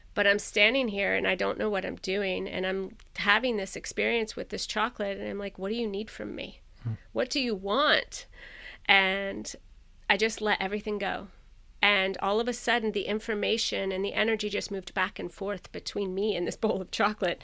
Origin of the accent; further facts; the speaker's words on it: Florida, United States; I grew up in Florida